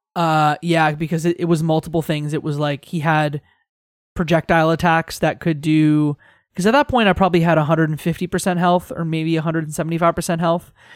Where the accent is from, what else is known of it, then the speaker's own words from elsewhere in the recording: Tecumseh, Ontario, Canada; my hometown is actually Tecumseh, Ontario.